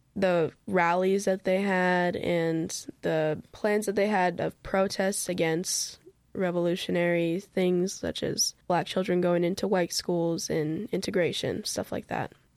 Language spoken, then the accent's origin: English; Minnesota, United States; I'm, I'm from Minnesota